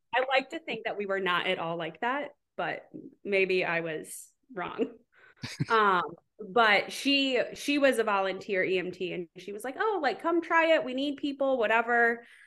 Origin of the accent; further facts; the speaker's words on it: Southwest Wisconsin, United States; moved away as an adult; also born or lived in Seattle; now in Charleston, United States; I grew up in Southwest Wisconsin